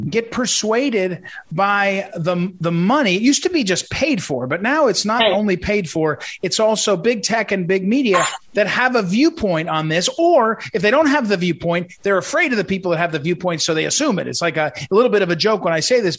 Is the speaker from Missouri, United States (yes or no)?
yes; St. Louis, Missouri, United States; I come from St. Louis, where our St. Louis public school